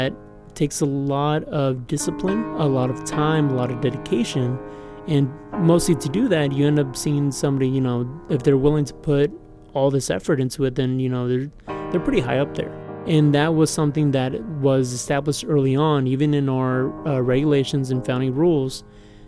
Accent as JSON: {"language": "English", "town": "San Antonio", "region": "Texas", "country": "United States", "tie": "born or raised there", "said": "I was born and raised here."}